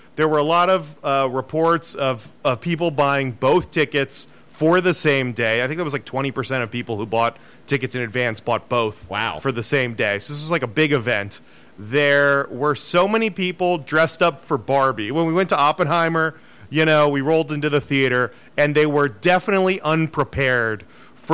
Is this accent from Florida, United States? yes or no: yes; Florida, United States; moved away; growing up in Florida